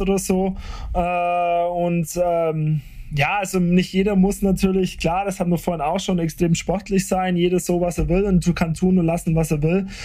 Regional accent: Nördlinger Ries, Bavaria, Germany; ich komme aus dem Bries

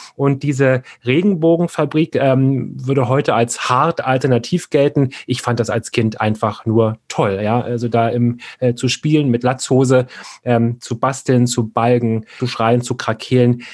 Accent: Berlin, Germany; ich bin ja in Kreuzberg groß geworden, in der Lausitzer Straße

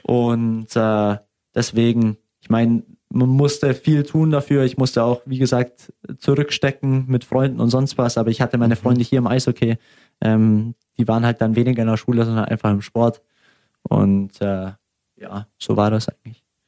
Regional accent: Augsburg, Bavaria, Germany; ich will natürlich am liebsten hier in Augsburg bleiben. Äh, es ist meine Heimat, meine Familie ist hier

